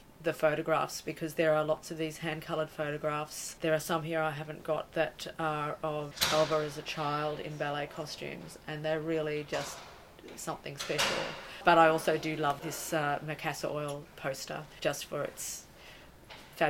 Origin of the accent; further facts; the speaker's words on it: Brisbane, Queensland, Australia; growing up in Brisbane